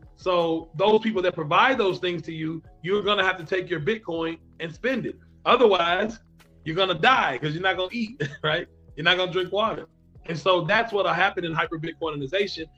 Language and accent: English; Kentucky, United States; I am from Kentucky in the United States of America. So that is that is my state.